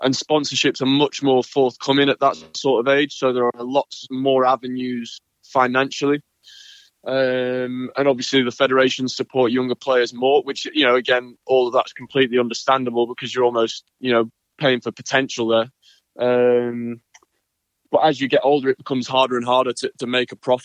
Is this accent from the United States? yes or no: no; United Kingdom; as a British player, we didn't have Wimbledon